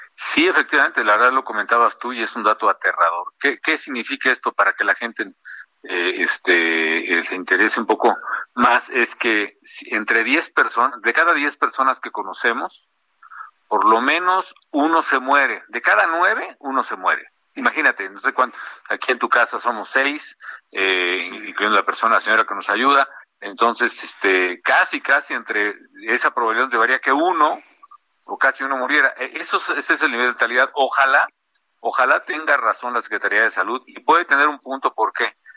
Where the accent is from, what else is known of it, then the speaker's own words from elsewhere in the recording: Morelia, Michoacán, Mexico; also born or lived in Cambridge, United States; en Morelia, en mi tierra